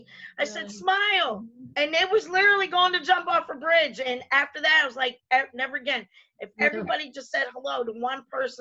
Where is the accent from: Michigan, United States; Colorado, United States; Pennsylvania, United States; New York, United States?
Pennsylvania, United States; Reading; moved away; right outside of Philly. It's called Reading, Pennsylvania